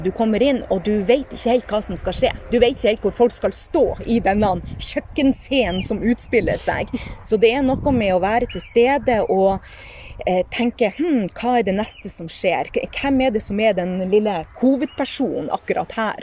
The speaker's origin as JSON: {"language": "Norwegian", "town": "Sortland", "region": "Nordland", "country": "Norway", "tie": "born or raised there", "moved": "yes", "said": "Født og oppvokst på Sortland"}